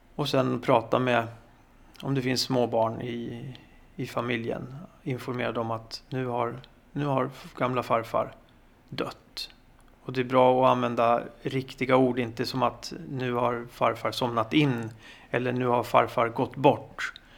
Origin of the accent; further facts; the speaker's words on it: Sweden; vi svenskar